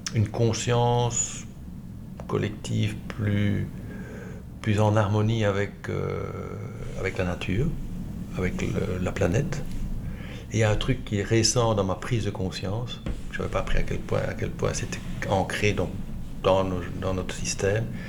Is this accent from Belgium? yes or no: yes; Liège, Wallonia, Belgium; je suis né à Liège, j'ai vécu à Liège, centre-ville, dans le carré, euh, jusqu'à 18 ans